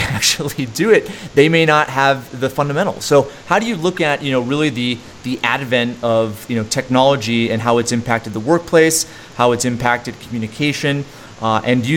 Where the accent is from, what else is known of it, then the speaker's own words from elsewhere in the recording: East Coast, United States; now in Salt Lake City, United States; I grew up on the East Coast.